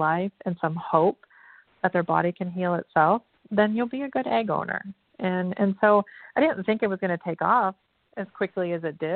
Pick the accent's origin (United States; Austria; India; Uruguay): United States; Detroit, Michigan; also born or lived in Hollywood; now in Westminster, United States; I came from humble beginnings. I came from Detroit, blue collar environment